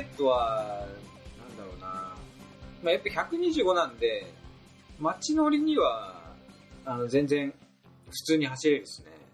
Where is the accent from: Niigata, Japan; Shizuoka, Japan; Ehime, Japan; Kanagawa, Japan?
Niigata, Japan; 僕と同じ新潟の方